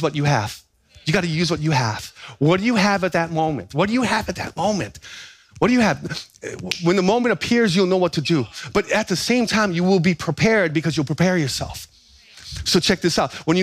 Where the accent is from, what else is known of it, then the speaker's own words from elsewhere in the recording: Big Island, Hawaii, United States; growing up on the Big Island